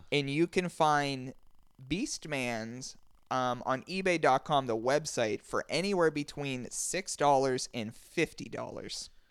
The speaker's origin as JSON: {"language": "English", "region": "Western Pennsylvania", "country": "United States", "said": "we're from Western Pennsylvania, the show tapes in Pittsburgh."}